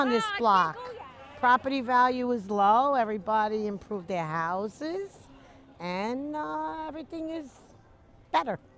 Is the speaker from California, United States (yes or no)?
yes; San Diego, California, United States; I'm from San Diego. Kind of everybody keeps their own little lot when you live in the suburbs